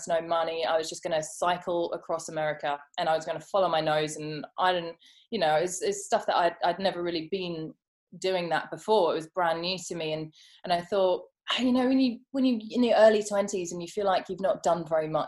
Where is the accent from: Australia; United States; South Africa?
South Africa; Johannesburg, Gauteng; I grew up in Johannesburg